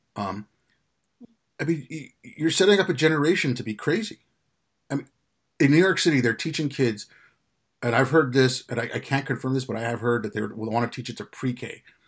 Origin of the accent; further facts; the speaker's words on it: Quebec, Canada; also born or lived in India; I grew up in Canada